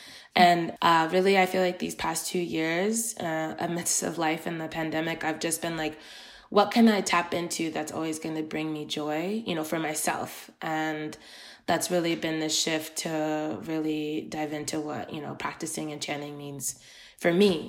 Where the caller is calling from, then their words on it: Iowa, United States; today I'm calling from Iowa.